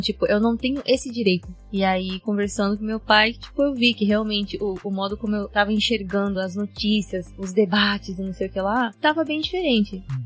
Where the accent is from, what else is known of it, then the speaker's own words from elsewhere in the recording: Japan; also born or lived in Brazil; como fui criada aqui no Japão, né? Desde pequena